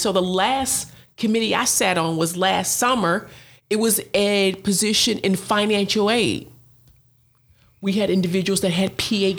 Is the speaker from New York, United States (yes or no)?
yes; Buffalo, New York, United States; we're both from Buffalo, New York